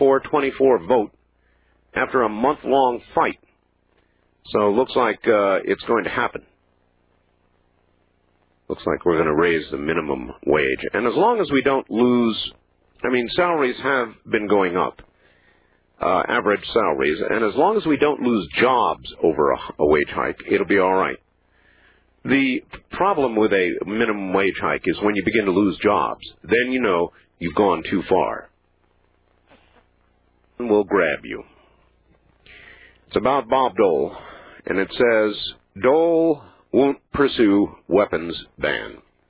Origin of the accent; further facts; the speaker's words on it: Saskatchewan, Canada; having been born and raised in Saskatchewan